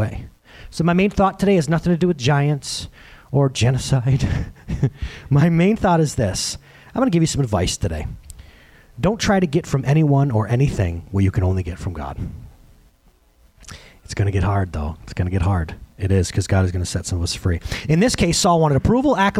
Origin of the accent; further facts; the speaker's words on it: United States; I'm an American.